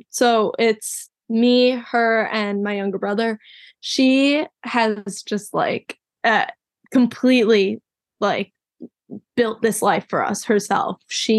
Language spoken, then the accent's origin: English; Chicago, Illinois, United States; Chicago, Illinois.